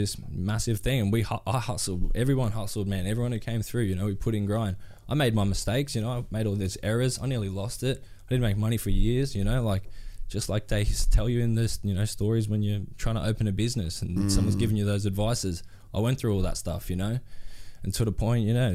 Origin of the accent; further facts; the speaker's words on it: Gold Coast, Queensland, Australia; I grew up on the Goldie